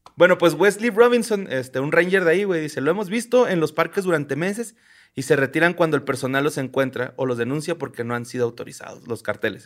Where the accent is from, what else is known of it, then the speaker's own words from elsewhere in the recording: Ciudad Juárez, Chihuahua, Mexico; nosotros somos de Ciudad Juárez, del estado de Chihuahua.